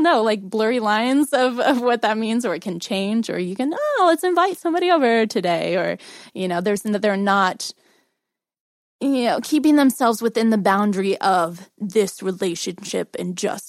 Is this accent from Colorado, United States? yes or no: no; Missouri, United States